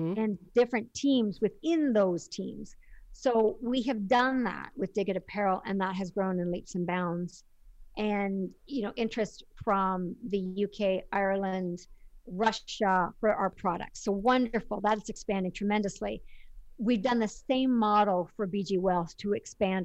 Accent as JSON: {"language": "English", "country": "Canada", "said": "Being Canadian, we don't have Shark Tank"}